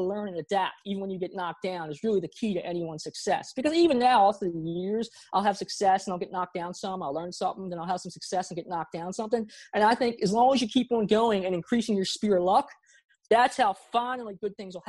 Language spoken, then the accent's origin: English; Baltimore, Maryland, United States; also born or lived in South Korea; I grew up in Baltimore, Maryland.